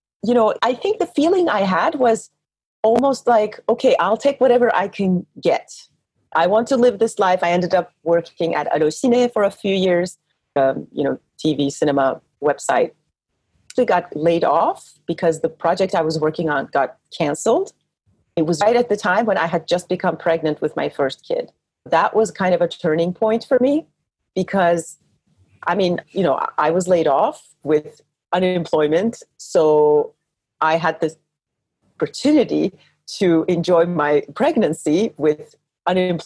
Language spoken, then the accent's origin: English; Turkey; moved away as an adult; also born or lived in United States / New York; now in France; I'm Turkish. I grew up in Turkey